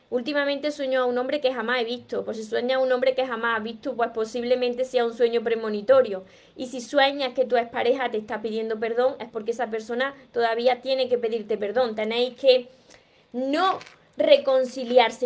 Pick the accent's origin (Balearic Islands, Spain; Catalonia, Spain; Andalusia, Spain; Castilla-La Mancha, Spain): Andalusia, Spain; Córdoba; accent: Andalusian (drops the S); como soy cordobesa y soy andaluza y me como la S